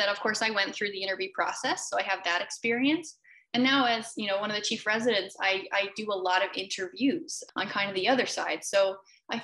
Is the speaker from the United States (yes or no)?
no; Canada; moved away as an adult; I'm a Canadian